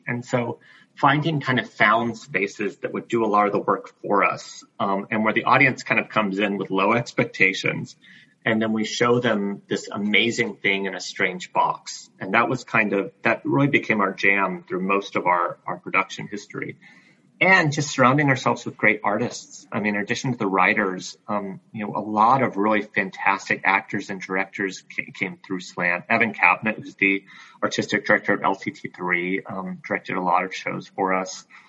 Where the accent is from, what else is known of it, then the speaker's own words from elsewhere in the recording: Greenville, South Carolina, United States; now in Iowa City, United States; I grew up in Greenville, South Carolina